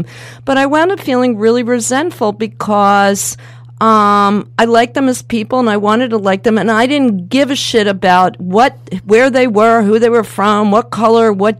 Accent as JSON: {"language": "English", "country": "United States", "accent": "American", "said": "I spoke with my American accent"}